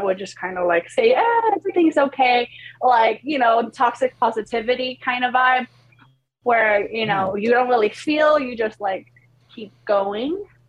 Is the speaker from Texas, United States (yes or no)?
no; New York, United States; also born or lived in Poland; I grew up in New York. Yeah. But I was born in Poland.